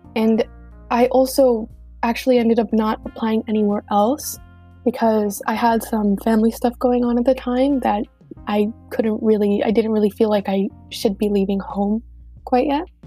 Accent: Miami, Florida, United States; I'm from Miami and I am Cuban

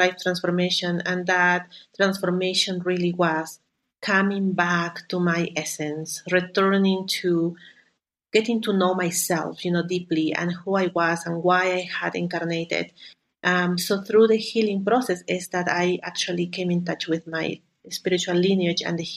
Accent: Lima, Peru; moved away; also born or lived in Canada; I am from Peru. I grew up in Lima

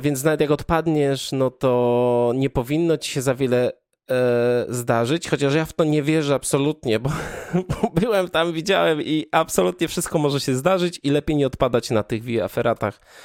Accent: Kraków-Częstochowa Upland, near Rzędkowice, Silesian Voivodeship, Poland; ja pochodzę z okolic Jury i do e, takiej miejscowości jak Rzędkowice

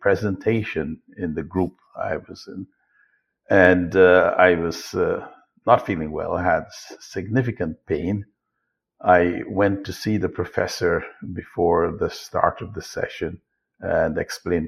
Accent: Guyana; I was born in Guyana, which was then British Guyana. It's now Guyana, to a very poor family, single mother with four siblings.

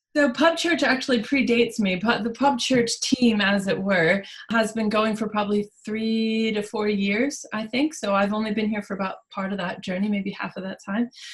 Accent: United States; accent: American; moved away as an adult; now in Stafford, United Kingdom; by the accent, we will address that I'm an American. I moved to Stafford about a year and a half ago

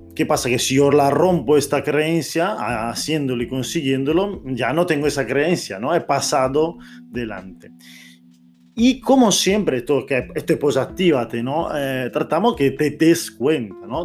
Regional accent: Italy; Spanish is a second language; moved away; Yo soy italiano aquí, te estoy hablando en español

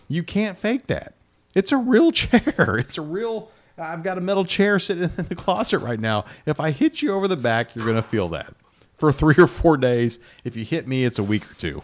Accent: Midwest, United States; I grew up in the Midwest

